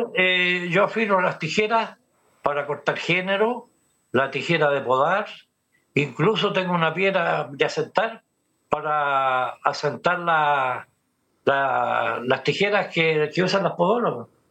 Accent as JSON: {"language": "Spanish", "town": "Santiago", "region": "Santiago Metropolitan Region", "country": "Chile", "tie": "born or raised there", "also_born_or_lived": "Peñalolén", "said": "Yo recuerdo cuando niño también veía por Guillermo Man para allá, eh, de Pedro al día hacia abajo"}